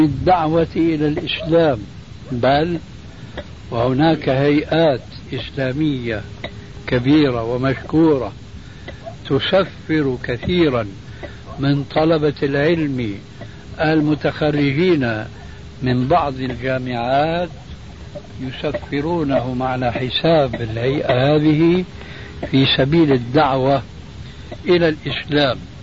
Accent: Syria; عندنا في سوريا

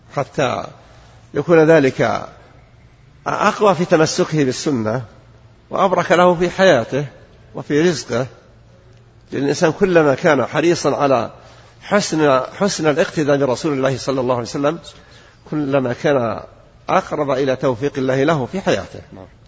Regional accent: Najd, Saudi Arabia; عندنا في نجد

